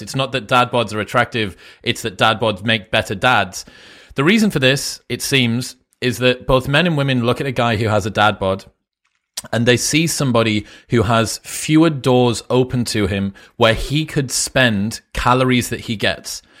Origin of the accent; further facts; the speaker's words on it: Newcastle upon Tyne, North East England, United Kingdom; moved away as an adult; now in Austin, United States; I'm from Newcastle, which is northeast